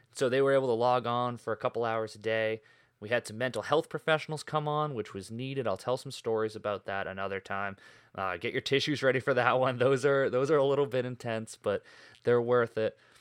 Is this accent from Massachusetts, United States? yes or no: yes; Boston, Massachusetts, United States; also born or lived in Maine; I grew up in the North Shore of Boston, Massachusetts